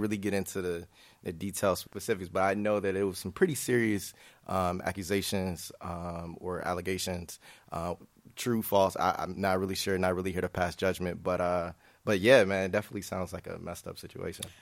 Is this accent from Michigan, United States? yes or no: yes; Grand Rapids, Michigan, United States; moved away as an adult; now in Chicago, United States; I'm from Grand Rapids, Michigan, but, uh, you know, Chicago is the adopted son. Um, I've been here about, about six and a half, seven years.